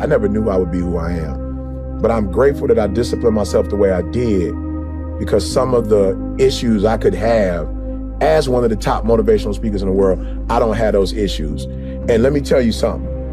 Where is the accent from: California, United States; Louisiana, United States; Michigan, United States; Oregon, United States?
Michigan, United States; Detroit; I grew up in Motown